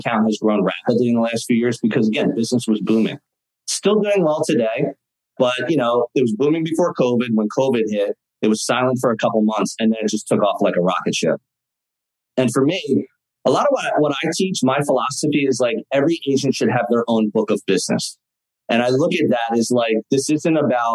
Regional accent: Philadelphia, Pennsylvania, United States; I grew up in Philadelphia

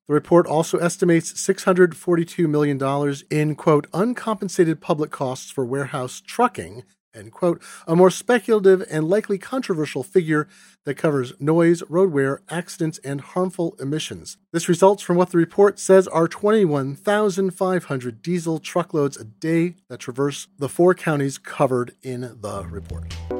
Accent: Seattle, Washington, United States; my hometown of Seattle

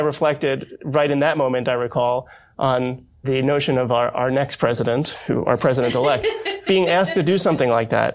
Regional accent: United States; growing up as an American

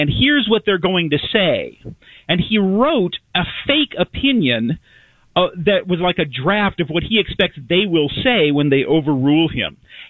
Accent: Arizona, United States; we take our Second Amendment rights very seriously in my home state

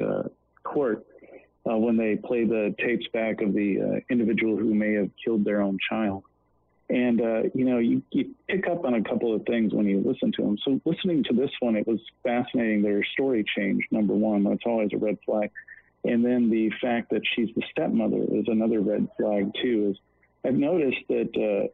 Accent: Wichita, Kansas, United States; I grew up in the Wichita area.

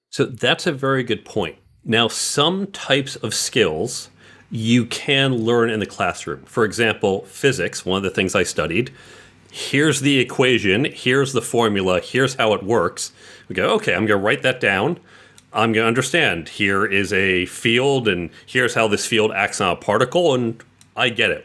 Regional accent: New York City, New York, United States; also born or lived in Westchester / New Jersey; I was born in the city itself, and I would say the suburbs of the city, usually within about an hour or so of the city, uh, for a good deal of my life

